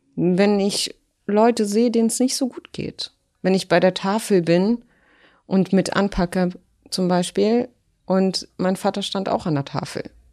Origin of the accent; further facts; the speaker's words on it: Berlin, Germany; German is a second language; in der Lehrterstraße, wo ich groß geworden bin